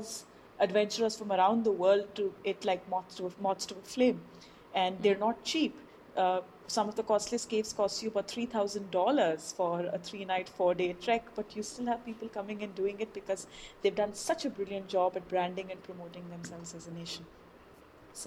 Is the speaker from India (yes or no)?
yes; India; we are very consciously as Indians